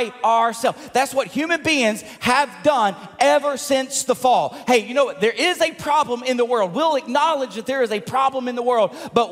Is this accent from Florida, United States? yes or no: no; Tipton County, Tennessee, United States; moved away; my hometown in Tipton County in Tennessee.